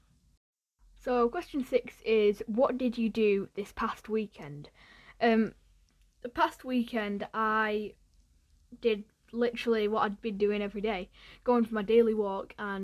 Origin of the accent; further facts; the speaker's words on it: Ramsbottom, North West England, United Kingdom; also born or lived in Bury / Radcliffe; I grew up in the Manchester area, because I was born in Bury, and then I lived in Radcliffe for about a year, and then I moved to Ramsbottom, which is where I live now